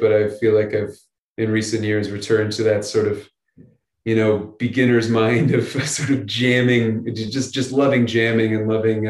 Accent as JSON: {"language": "English", "town": "Chatham", "region": "Ontario", "country": "Canada", "tie": "born or raised there", "said": "I grew up a bunch of different places, but I grew up mostly near the Detroit Windsor border. I grew up about half an hour from Windsor in a little town called Chatham."}